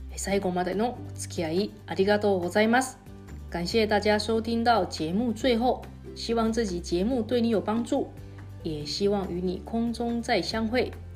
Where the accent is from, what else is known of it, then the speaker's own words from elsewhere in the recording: Taiwan; moved away as an adult; now in Okinawa, Japan; 私台湾出身の記者